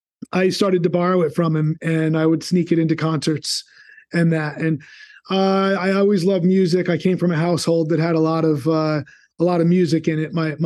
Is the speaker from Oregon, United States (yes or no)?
no; Toms River, New Jersey, United States; Grew up in Toms River on the shore in New Jersey.